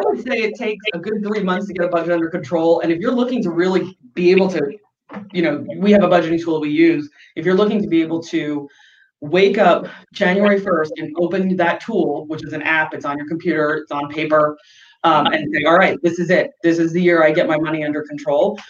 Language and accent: English; New York, United States; moved away as an adult; now in San Diego, United States; I grew up in New York, and in the summer it gets humid